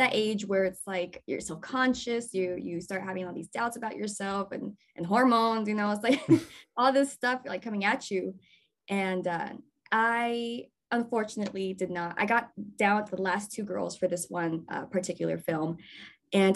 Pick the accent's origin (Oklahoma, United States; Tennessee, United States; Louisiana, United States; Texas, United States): Texas, United States; moved away; I'm not from here. I'm from Texas